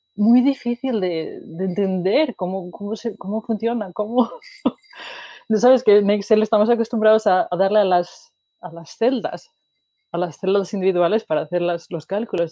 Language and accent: Spanish; Asturias, Spain; moved away as an adult; also born or lived in Wales; now in Sweden; nací en Asturias, que es en el norte de España, y eh, estudié en Asturias también